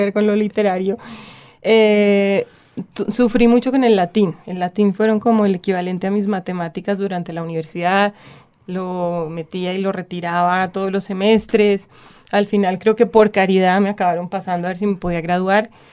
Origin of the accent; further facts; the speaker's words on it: Bogotá, Bogotá Capital District, Colombia; accent: bogotano; also born or lived in Cali; hablo completamente bogotano